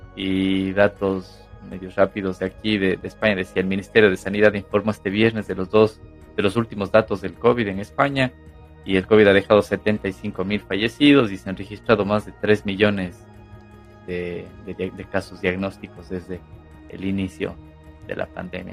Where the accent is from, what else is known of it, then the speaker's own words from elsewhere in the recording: Ecuador; José y yo somos de Ecuador